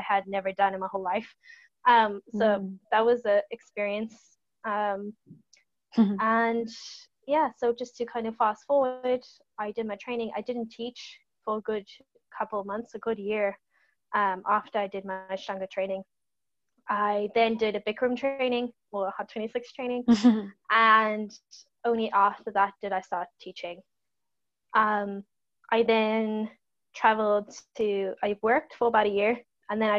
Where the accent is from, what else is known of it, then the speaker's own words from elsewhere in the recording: South Africa; moved away as an adult; now in Ireland; went back to South Africa